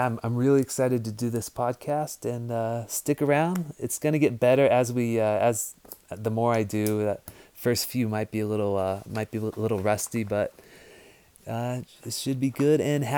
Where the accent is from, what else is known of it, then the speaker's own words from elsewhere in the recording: United States; I'm American